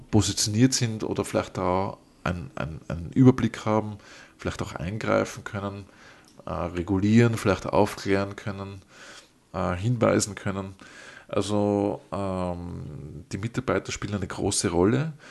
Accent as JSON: {"language": "German", "region": "Vienna", "country": "Austria", "said": "ich als Wiener kenne das von den, von den U-Bahn-Stationen."}